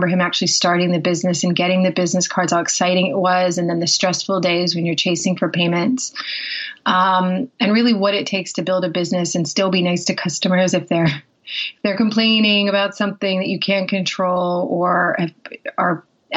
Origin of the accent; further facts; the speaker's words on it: Pittsburgh, Pennsylvania, United States; also born or lived in south of London, United Kingdom; now in United Kingdom; I'm originally from Pittsburgh, Pennsylvania, but I live in just south of London